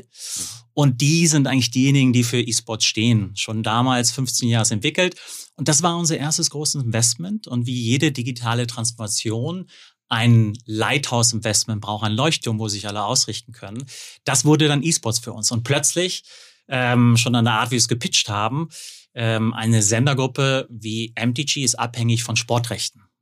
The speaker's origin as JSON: {"language": "German", "area": "Hückeswagen?", "region": "North Rhine-Westphalia", "country": "Germany", "tie": "born or raised there", "moved": "yes", "lives_now": "Munich, Germany", "said": "Geboren und äh, aufgewachsen am Niederrhein, Hüchse und lebe jetzt in München"}